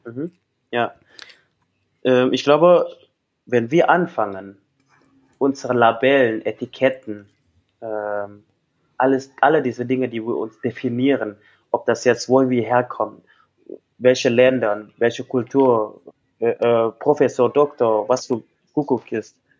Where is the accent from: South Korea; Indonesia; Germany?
Indonesia; West Java; German is a second language; moved away; ich bin, komme aus Westjava, meine ganze Familie ist aus Westjava